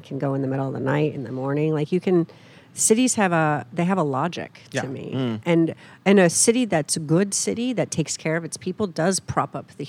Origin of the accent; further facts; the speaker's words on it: Fulton, New York, United States; now in Portland, United States; So I grew up in a great little city, Fulton, New York, Rust Belt city, back when there were actually jobs in manufacturing.